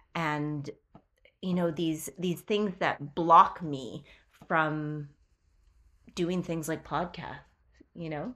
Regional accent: Canada; We are Queerly Canadian

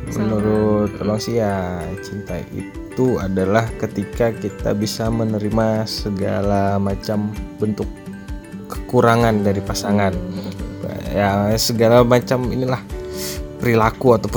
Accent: Bandung, West Java, Indonesia; Dan asal gue dari Bandung

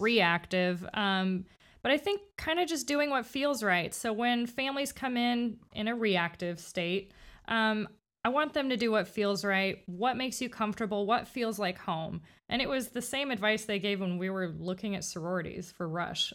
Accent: Miami, Florida, United States; moved away as an adult; now in Winter Haven, United States; I'm from Miami, um, so I've been in Winter Haven for about, I think it's ten years now

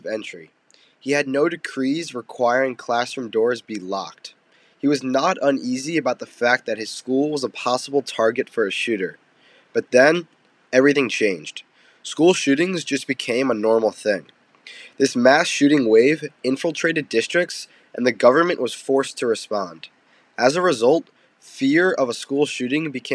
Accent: Voorhees, New Jersey, United States; moved away as an adult; now in Syracuse, United States; I'm from Voorhees, New Jersey, which is a suburb of Philadelphia.

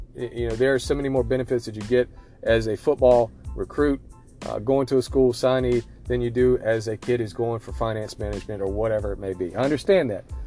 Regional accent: the South, United States; I'm from the South.

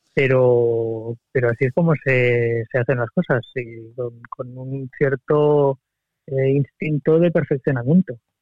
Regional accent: Barcelona, Catalonia, Spain; soy de Barcelona de toda la vida

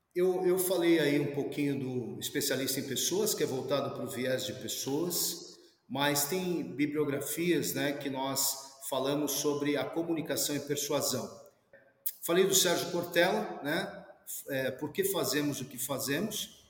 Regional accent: Brazil; Nós somos brasileiros

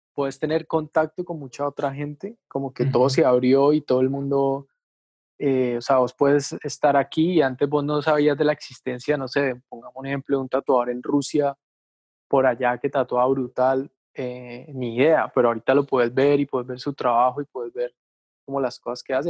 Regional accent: Palmira, Valle del Cauca, Colombia; now in Cali, Colombia; yo nací acá en Cali, pero como a los, ponerle a los 10 años, yo me puedo ir a Palmira, que es un pueblo que queda como a, ponerle 15 minutos de Cali, ¿sí? Es un pueblo pues grande, digamos. Entonces ahí estudié como el bachillerato

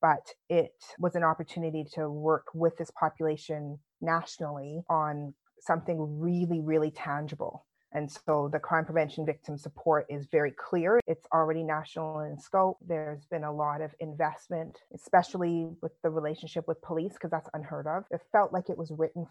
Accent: Canada; accent: London accent by way of Canada; moved away as an adult; also born or lived in London, United Kingdom; now in United Kingdom; I was born in London, my lovely London accent by way of Canada. But so my dad was part of Windrush. So he came to this country invited as a police officer, then went into the military and then decided, hey, we're going to Canada. So we left.

